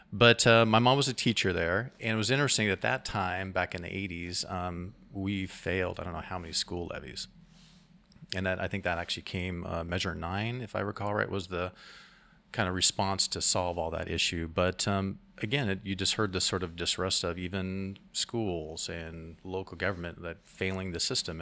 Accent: Salem, Oregon, United States; now in Astoria, United States; I come from Marion County. I was born in Salem, Oregon, so I'm an Oregonian

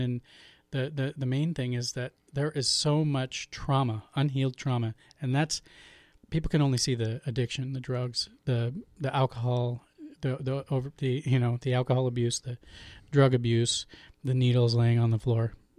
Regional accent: Portland, Oregon, United States; I was born and raised in Portland, Oregon

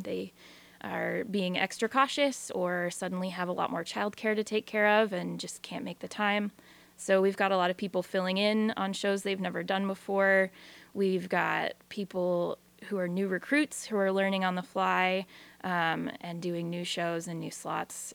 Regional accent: Newport, Washington, United States; moved away as an adult; now in Astoria, United States; I'm from Eastern Washington originally, north of Spokane, in a tiny little town called Newport

